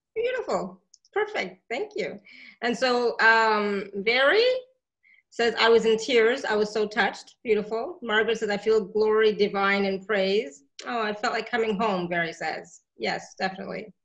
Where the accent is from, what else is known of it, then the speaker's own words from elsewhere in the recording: India; I'm Indian